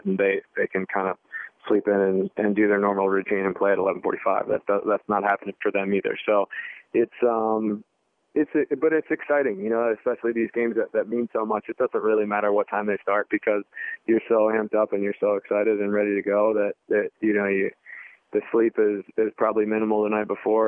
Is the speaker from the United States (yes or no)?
yes; East Coast, United States; also born or lived in Washington, D.C.; Growing up on the East Coast and then playing at Georgetown